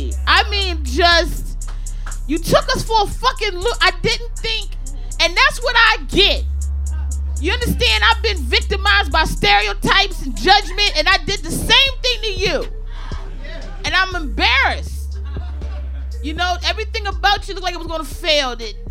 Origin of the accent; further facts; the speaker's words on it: Maryland, United States; I'm from the DMV. I'm from Maryland.